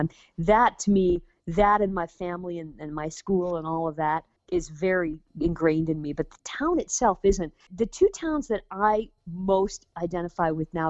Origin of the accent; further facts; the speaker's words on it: Toledo, Ohio, United States; moved away; So I was born and raised in Toledo, Ohio, and I have a great fondness for the people and my family and the home in which I grew up, and I'm very proud of Toledo